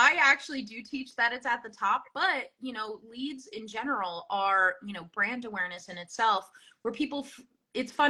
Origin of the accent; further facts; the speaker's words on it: New Jersey, United States; now in Vermont, United States; I'm from New Jersey, in case you couldn't tell.